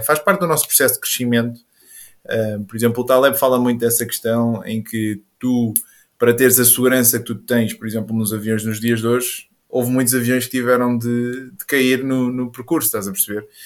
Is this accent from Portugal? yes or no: yes; Caldas da Rainha, Centro, Portugal; Eu sou das Caldas